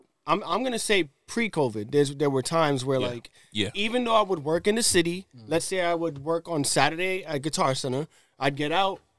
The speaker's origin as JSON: {"language": "English", "town": "New York City", "region": "New York", "country": "United States", "said": "even though I'm from the Bronx"}